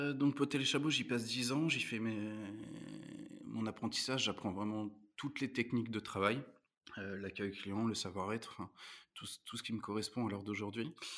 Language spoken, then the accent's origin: French; Rouen, Normandy, France; je suis né à Rouen, j'ai grandi à Rouen